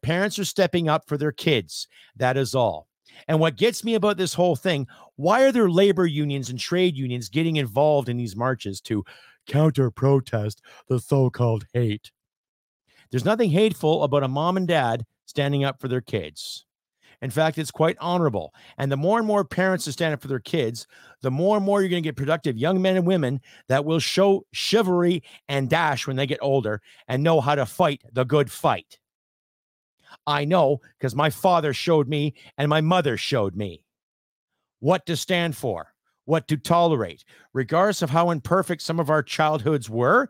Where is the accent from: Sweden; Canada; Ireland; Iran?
Canada; I am Canadian